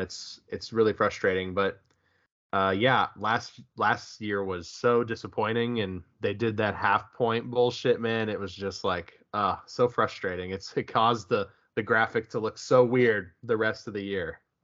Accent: United States; I'm also American

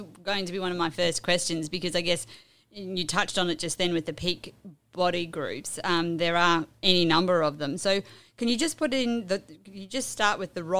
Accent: Charters Towers area, Queensland, Australia; born or raised there

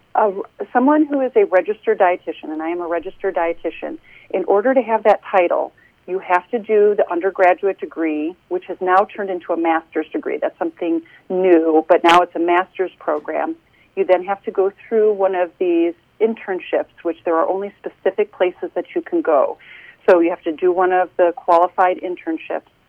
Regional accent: Chicago, Illinois, United States; moved away as an adult; now in Carmel, United States; I grew up in the Chicagoland area

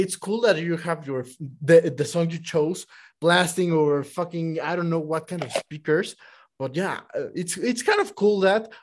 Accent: Mexico City, Mexico; I was born and raised in Mexico City

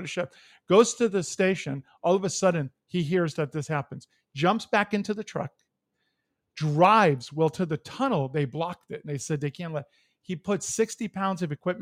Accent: East Coast, United States; moved away; I'm from the East Coast. We used to go to New York all the time

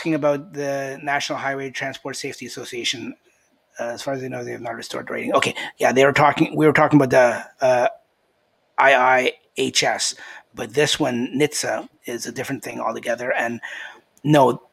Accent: Canada; we're all Canadian. It's an all-Canadian

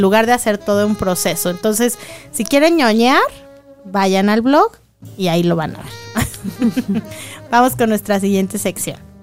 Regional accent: Mexico; como buenos mexicanos

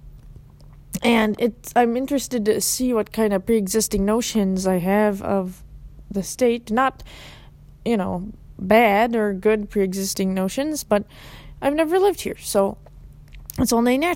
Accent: Minnesota, United States; born or raised there; moved away as an adult; also born or lived in Tucson, Arizona

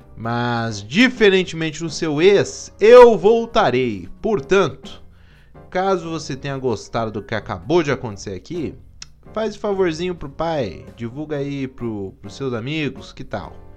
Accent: Curitiba, Paraná, Brazil; eu sou de Curitiba

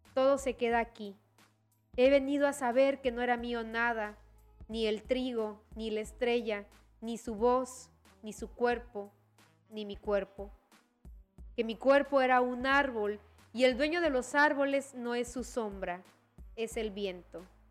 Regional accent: Chiapas, Mexico; como chiapanecas, chiapanecos, como mexicanas y mexicanos y como hablantes de la lengua española, tenemos

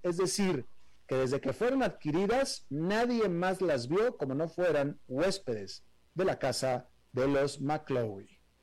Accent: Monterrey, Nuevo León, Mexico; yo soy regiomontano

